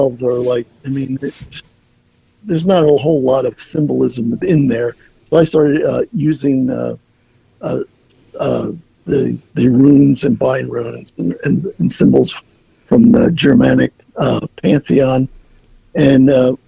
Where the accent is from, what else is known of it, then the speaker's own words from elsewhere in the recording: Berks County, Pennsylvania, United States; moved away as an adult; also born or lived in New York City / Philadelphia; I was raised in Berks County